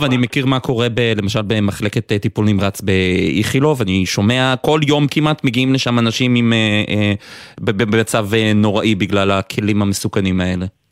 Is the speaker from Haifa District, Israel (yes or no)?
yes; Haifa, Haifa District, Israel; אני גדלתי במכבסה, לאבא שלי יש מכבסה אה, בחיפה